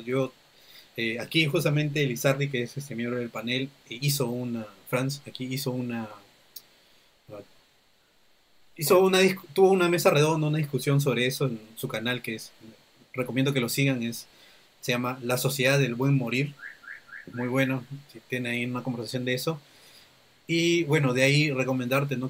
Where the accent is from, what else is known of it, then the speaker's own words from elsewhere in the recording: Peru; Perú somos, somos muchos somos muchos grupos humanos que vivimos aquí